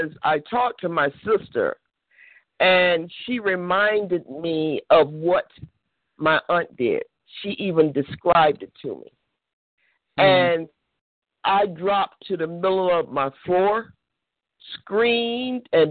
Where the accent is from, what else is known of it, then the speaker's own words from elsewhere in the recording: Florida, United States; moved away; I'm originally from Florida